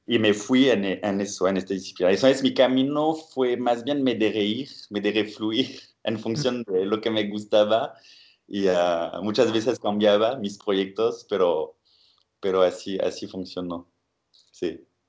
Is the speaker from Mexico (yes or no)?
no; Bordeaux, Nouvelle-Aquitaine, France; moved away; soy eh, francés y eh, de la ciudad de Burdeos